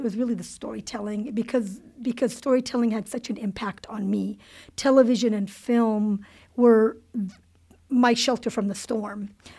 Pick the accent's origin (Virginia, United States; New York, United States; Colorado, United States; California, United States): California, United States; Cerritos; I grew up in Cerritos, California. Okay. Yeah. Which is one of the most diverse cities in the nation, or at least was at one point in time.